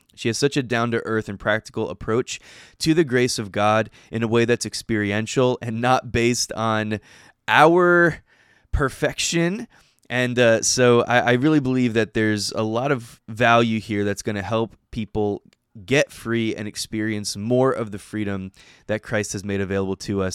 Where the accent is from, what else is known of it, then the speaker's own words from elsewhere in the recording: New Jersey, United States; moved away as an adult; now in Alabama, United States; I'm originally from New Jersey. I grew up there my whole life